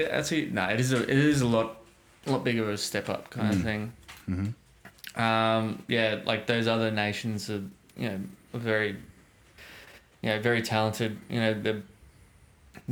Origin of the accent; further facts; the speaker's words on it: Australia; being Australian